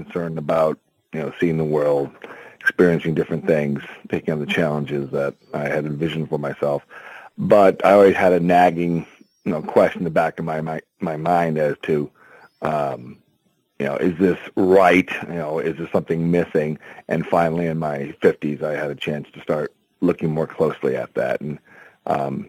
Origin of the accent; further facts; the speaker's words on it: Syracuse, New York, United States; I was born in Syracuse, New York.